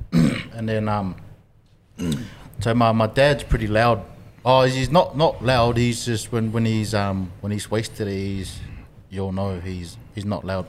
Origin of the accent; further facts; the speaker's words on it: Samoa; moved away; also born or lived in New Zealand; growing up in Samoa